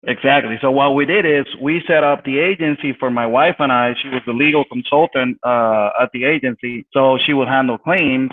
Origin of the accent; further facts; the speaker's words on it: San Juan, Puerto Rico; I'm originally from San Juan, Puerto Rico. I was born and raised there uh, basically been there my whole life.